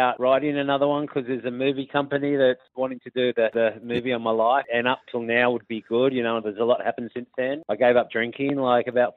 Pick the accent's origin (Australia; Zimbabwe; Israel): Australia; Sydney, New South Wales; I grew up in front of Captain Cook's anchor